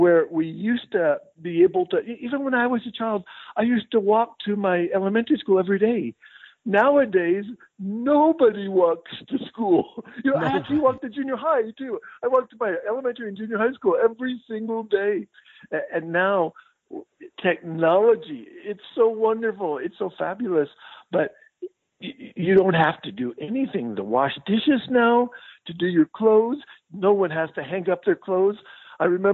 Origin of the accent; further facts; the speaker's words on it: Albuquerque, New Mexico, United States; also born or lived in San Jose / Oxford, Mississippi; I actually was born in Albuquerque, and then I got my undergrad degree at the University of Mexico